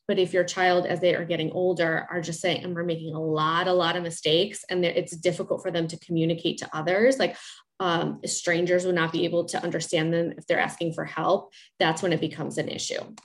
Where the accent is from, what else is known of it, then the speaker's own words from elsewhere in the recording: Chicago, Illinois, United States; I'm from Chicago, and I work in the Chicagoland area